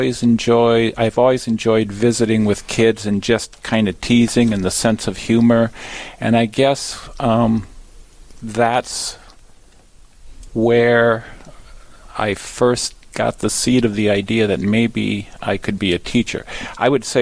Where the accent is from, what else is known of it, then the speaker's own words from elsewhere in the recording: New Ulm, Minnesota, United States; moved away; I'm originally from New Ulm, Minnesota, and I graduated from Cathedral High School